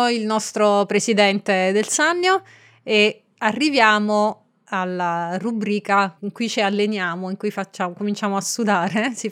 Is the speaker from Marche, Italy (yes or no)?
yes; Marche, Italy; del podcast Racconti di Viaggio. Come sai io sono marchigiana e quindi vorrei chiederti che vino abbineresti a una delle ricette più gustose della mia regione, le olive alla scolana.